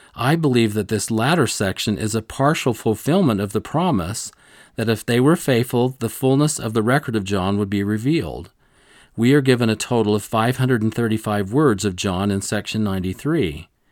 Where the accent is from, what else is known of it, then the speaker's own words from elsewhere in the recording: Rolla, Missouri, United States; growing up in Rolla, Missouri, a small town